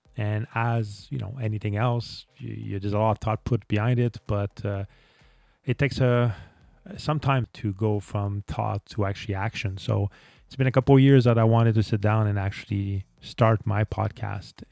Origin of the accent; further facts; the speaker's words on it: Montreal, Quebec, Canada; English is a second language; I'm actually from Canada, Montreal, Canada, which would explain the accent that I have.